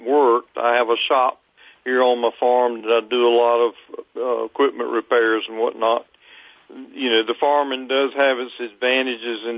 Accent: Fayetteville, North Carolina, United States; I grew up in Fayetteville, North Carolina

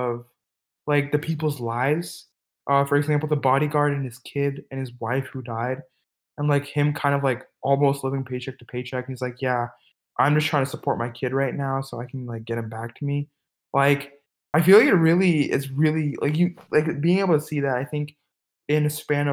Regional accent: California, United States; I'm from America. I'm personally specifically, I'm from California

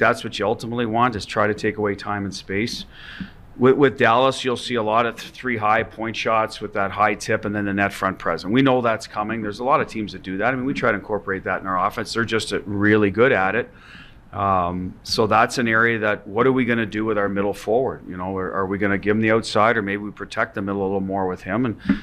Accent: Canada; Just a Canadian

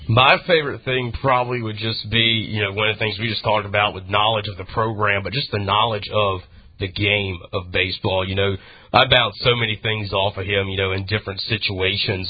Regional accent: Greenville, North Carolina, United States; growing up in Greenville and being around it for so many years

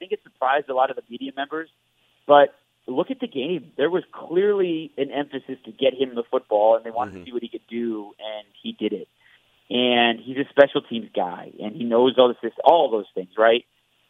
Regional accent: Detroit, Michigan, United States; moved away; I grew up in Detroit

